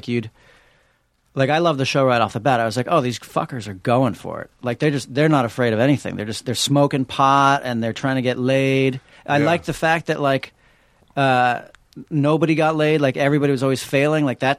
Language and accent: English; New York City, New York, United States; I'm from New York City.